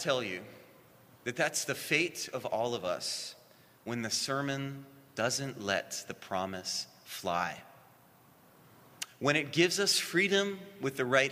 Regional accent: Hawaii, United States; And we grew up in Hawaii

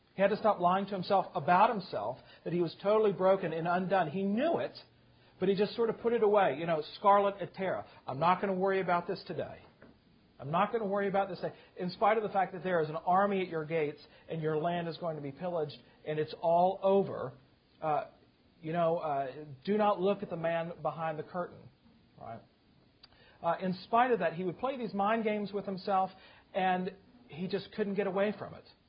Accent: Virginia, United States; now in South Carolina, United States; I grew up in Virginia. We moved to South Carolina

